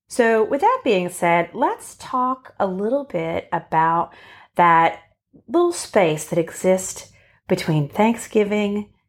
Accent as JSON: {"language": "English", "town": "Boston", "region": "Massachusetts", "country": "United States", "tie": "born or raised there", "said": "we grew up in Boston or outside of Boston in a very Italian Catholic family."}